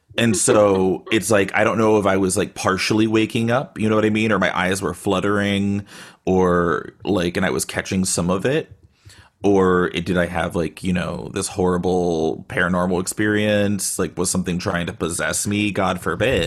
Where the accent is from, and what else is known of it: Austin, Texas, United States; now in Bay Area, United States